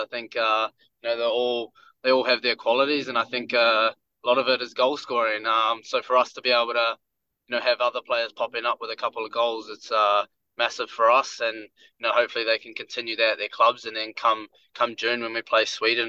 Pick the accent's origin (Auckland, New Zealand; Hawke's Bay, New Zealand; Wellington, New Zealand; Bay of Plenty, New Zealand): Wellington, New Zealand; I love playing in Wellington. It's my hometown.